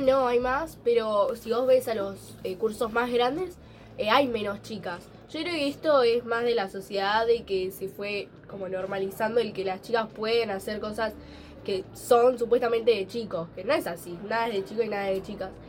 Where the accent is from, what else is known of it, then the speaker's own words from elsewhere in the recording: Campana, Buenos Aires Province, Argentina; también de Campana